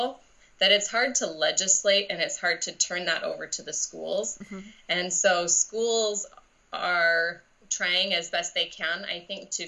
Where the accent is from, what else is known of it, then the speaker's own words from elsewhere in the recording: Seattle, Washington, United States; now in Roseburg, United States; I'm from the Seattle area